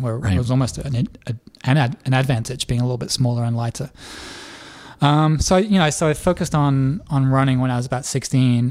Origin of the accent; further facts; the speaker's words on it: Leeds, Yorkshire and the Humber, United Kingdom; now in Nashville, United States; I grew up in England. I was born in Leeds, which is about 3 hours north of London